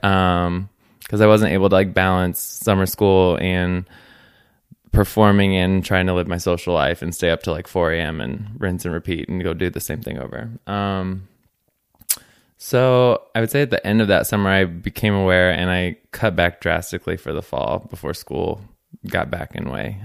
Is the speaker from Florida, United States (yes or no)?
no; Gillespie, Illinois, United States; I grew up in Gillespie, Illinois